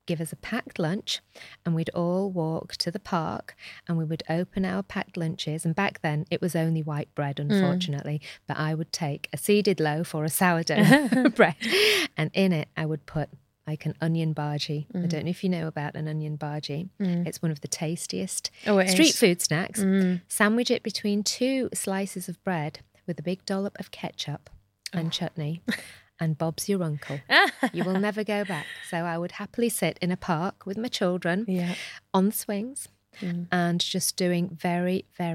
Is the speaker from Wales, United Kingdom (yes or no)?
no; Shipley, Yorkshire and the Humber, United Kingdom; I am a Shipley girl, born and bred in Shipley. So I absolutely love Shipley.